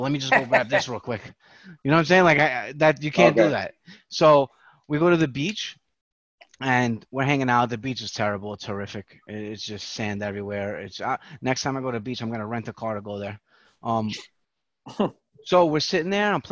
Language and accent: English; New York, United States; as a New Yorker